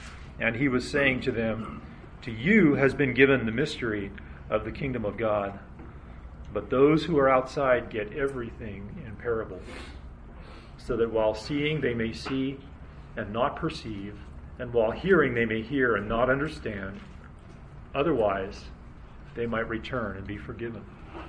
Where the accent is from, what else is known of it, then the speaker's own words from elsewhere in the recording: Nigeria; born there; My parents were missionaries in Africa, and I was born in Nigeria.